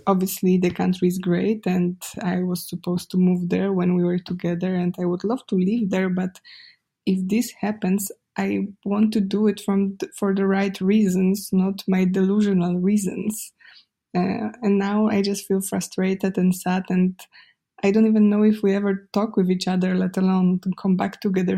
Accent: Poland; accent: Polish; English is a second language; my sexy Polish accent

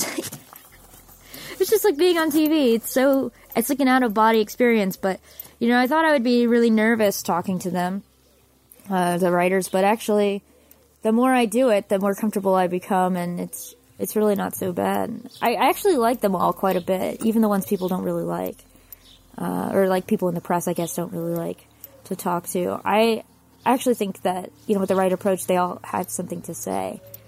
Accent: United States; the first time I went to Europe when I was an undergrad as a music student. Barely 20, and decided, being American and rosy-eyed

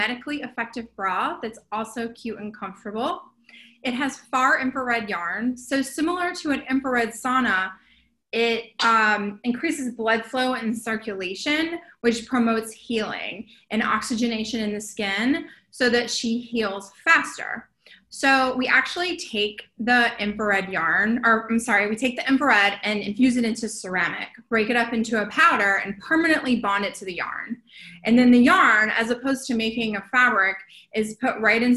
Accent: Wilmington, North Carolina, United States; now in West Hollywood, United States; I'm originally from Wilmington, North Carolina. I live in West Hollywood

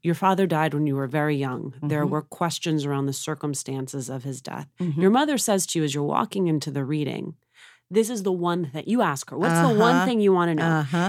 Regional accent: Union City, New Jersey, United States; I grew up in Union City.

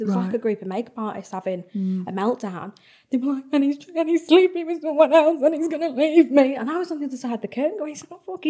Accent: Liverpool, North West England, United Kingdom; now in Manchester, United Kingdom; I'm from Liverpool.

